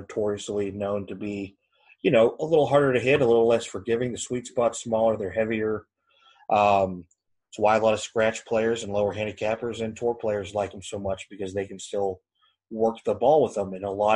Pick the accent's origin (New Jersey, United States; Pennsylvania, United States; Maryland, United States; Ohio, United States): Ohio, United States; Northeast; moved away as an adult; also born or lived in Georgetown, Kentucky; moving back here to Northeast Ohio, my hometown